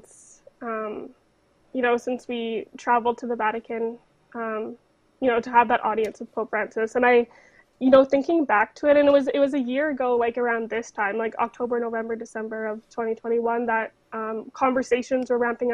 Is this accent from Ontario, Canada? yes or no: no; Fort Nelson, British Columbia, Canada; growing up in Fort Nelson in the North